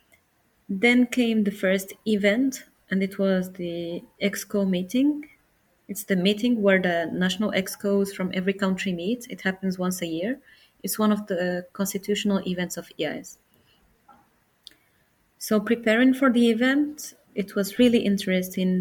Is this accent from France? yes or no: no; Morocco; I'm from Morocco